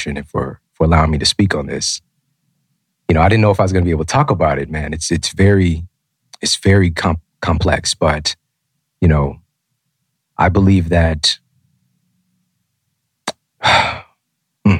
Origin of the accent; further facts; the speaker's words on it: Ferguson, Missouri, United States; also born or lived in Florissant, Missouri / St. Louis, Missouri; I'm from Ferguson. Most of my years on this planet, I lived in Ferguson and Florissant, Missouri